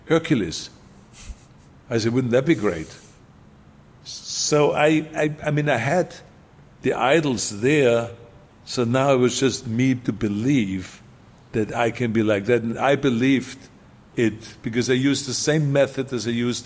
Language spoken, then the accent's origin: English; Austria; English is a second language; moved away as an adult; now in United States